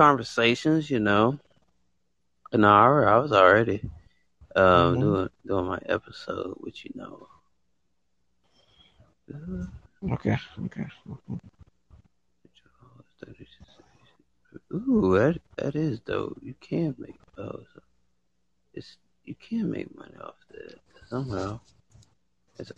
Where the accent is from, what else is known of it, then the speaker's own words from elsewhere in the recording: United States; I was born in the United States